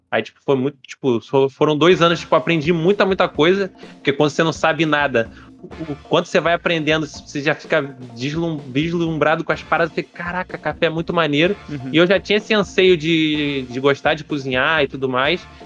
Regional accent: Araruama, Rio de Janeiro, Brazil; É, eu sou natural de Araruama.

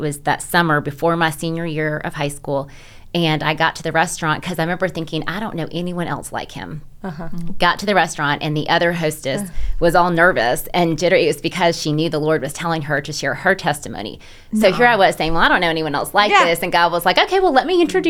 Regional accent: New Jersey, United States; also born or lived in Mobile, Alabama; I grew up in New Jersey, and my parents are from Mobile

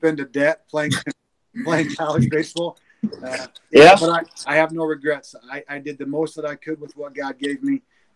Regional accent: Franklin, Indiana, United States; also born or lived in Greenfield; growing up in Franklin

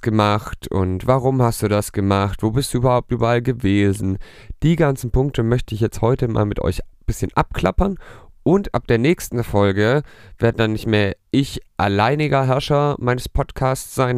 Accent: near Stuttgart, Baden-Württemberg, Germany; ich komme aus der Nähe von Stuttgart

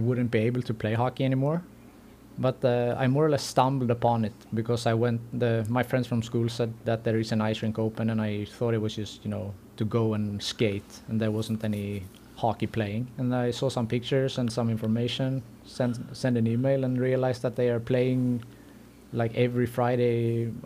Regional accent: Gothenburg, Västra Götaland, Sweden; moved away as an adult; also born or lived in Greece; born and raised in Sweden, and grew up in Göteborg, Gothenburg

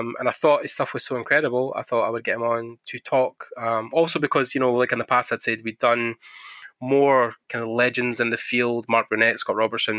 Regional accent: Scotland, United Kingdom; I'm from Scotland, so we are just born in the cold

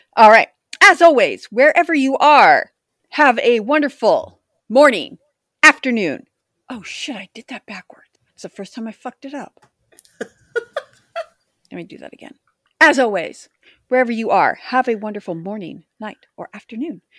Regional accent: Pacific Northwest, United States; Growing up in the Pacific Northwest

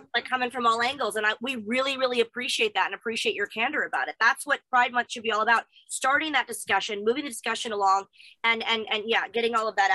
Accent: United States; moved away as an adult; now in United Kingdom; I am from America

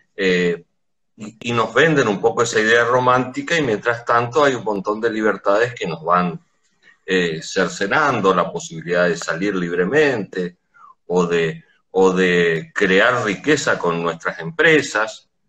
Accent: Corrientes, Argentina; nuestra eh, ciudad de Corrientes, la provincia de Corrientes

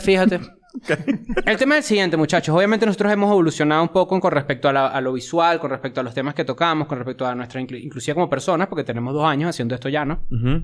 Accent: Venezuela; now in Mexico City, Mexico

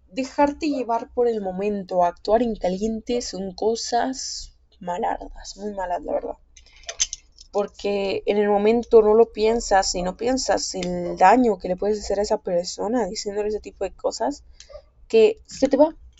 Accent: Guatemala; aquí en mi país, Guatemala

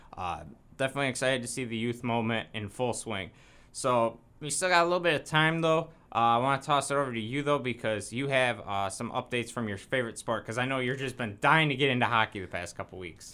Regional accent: Janesville, Wisconsin, United States; moved away; I guess it's technically my hometown. I was born in Janesville

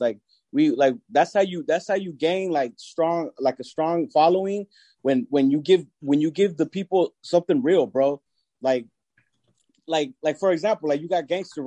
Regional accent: Long Beach, California, United States; also born or lived in Mexico; I was born in Mexico. Grew up in Long Beach. Raised in Long Beach.

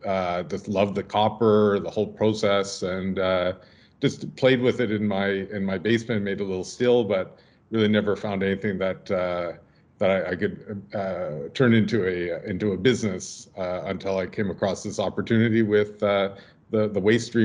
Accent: Ottawa, Ontario, Canada; I grew up mostly in Ottawa.

